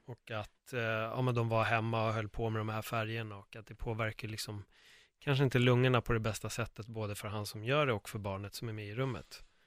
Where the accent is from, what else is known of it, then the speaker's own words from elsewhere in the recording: Sweden; Jag är uppvuxen i Örnsberg